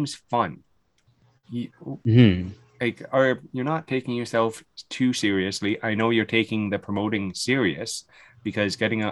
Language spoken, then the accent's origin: English; London, Ontario, Canada; born or raised there